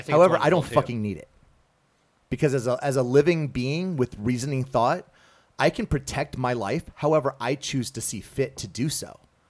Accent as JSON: {"language": "English", "region": "rural South Carolina", "country": "United States", "tie": "born or raised there", "also_born_or_lived": "Japan", "moved": "yes", "said": "I grew up in South Carolina, rural South Carolina."}